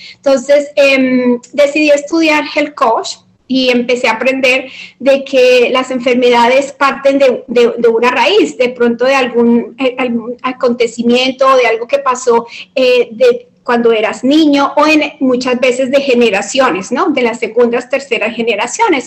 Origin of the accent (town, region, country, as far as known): Colombia